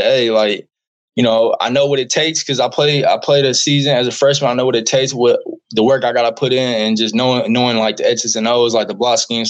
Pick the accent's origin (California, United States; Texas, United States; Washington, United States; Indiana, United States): Indiana, United States; Indianapolis; moved away as an adult; also born or lived in Kansas; now in Oklahoma, United States; I'm from Indianapolis, Indiana